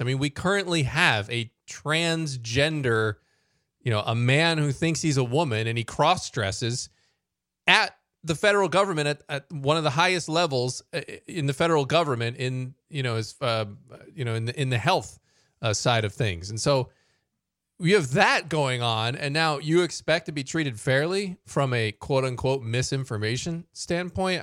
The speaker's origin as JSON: {"language": "English", "country": "United States", "said": "as American Christians"}